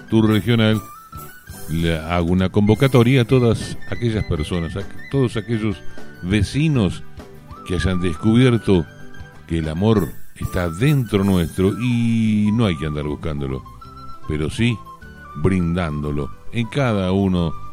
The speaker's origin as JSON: {"language": "Spanish", "region": "southwest Buenos Aires Province", "country": "Argentina", "said": "orgulloso de ser habitante de este suroeste bonaerense, pero más orgulloso y con todo amor les digo que yo soy y me siento argentino. Por eso nunca olvido mi raíz."}